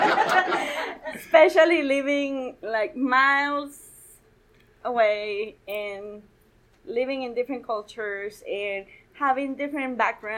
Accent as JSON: {"language": "English", "country": "Guatemala", "tie": "born or raised there", "moved": "as an adult", "lives_now": "Colorado, United States", "said": "I was born and raised in Guatemala"}